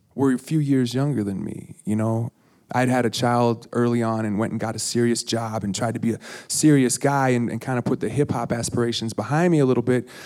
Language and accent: English; Minneapolis, Minnesota, United States; accent: East Coast; I was from Minneapolis